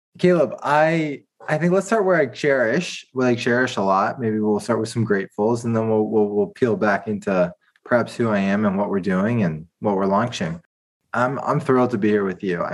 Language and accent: English; Washington, District of Columbia, United States; moved away as an adult; also born or lived in Georgia, United States; now in San Francisco, United States; I'm from Washington, D.C. area